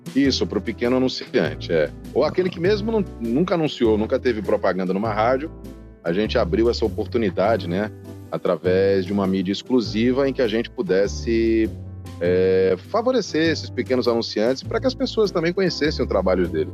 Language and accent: Portuguese; São Caetano do Sul, São Paulo, Brazil; also born or lived in Sousa, Paraíba; now in Salvador, Brazil; Eu sou de São Paulo, de São Caetano do Sul